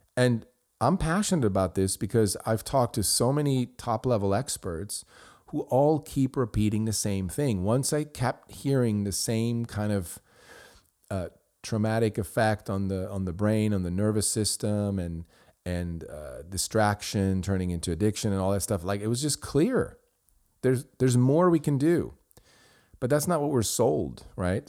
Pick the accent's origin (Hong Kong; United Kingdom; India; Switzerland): Switzerland; first language Swiss German; English is a second language; moved away as an adult; now in United States; I grew up in Switzerland and I did my schooling. I went to college there, did business school, and then I came to the United States